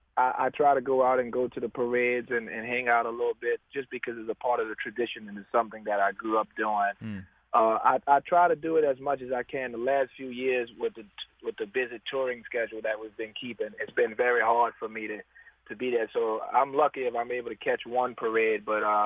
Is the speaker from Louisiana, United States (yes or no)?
yes; New Orleans, Louisiana, United States; the way I grew up in the Treme, you know, it was almost like a family reunion.